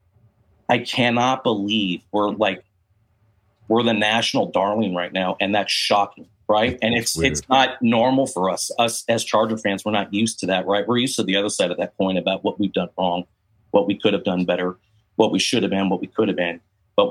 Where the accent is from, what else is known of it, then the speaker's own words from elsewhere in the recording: San Diego, California, United States; moved away as an adult; now in Georgia, United States; I was born and raised in San Diego